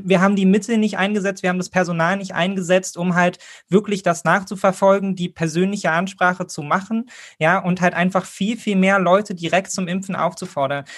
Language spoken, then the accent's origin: German; Berlin, Germany; als Berliner